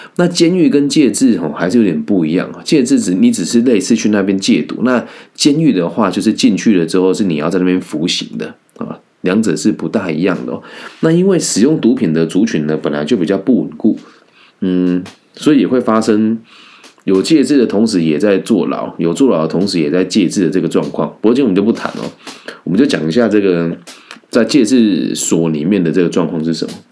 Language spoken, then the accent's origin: Chinese; Changhua County, Taiwan; 因为我也是彰化人。 嘿，我是这个西湖高中毕业的